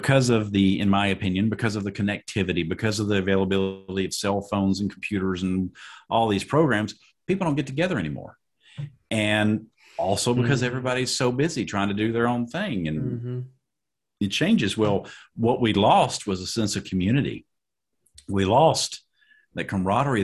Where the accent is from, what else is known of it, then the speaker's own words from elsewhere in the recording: Tennessee, United States; I'm Southern biscuit fried. I live in Lebanon, East Nashville